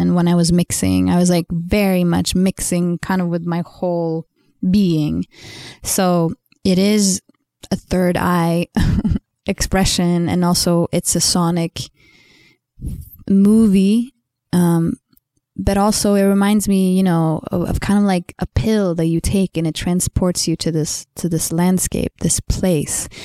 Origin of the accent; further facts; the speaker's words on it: Sweden; English is a second language; I'm Swedish, you know, English is not my first language